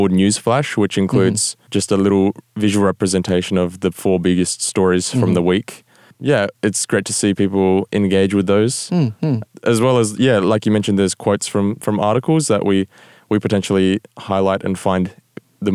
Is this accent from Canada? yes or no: no; Adelaide, South Australia, Australia; moved away as an adult; I was born. And we ended up living there for 22 years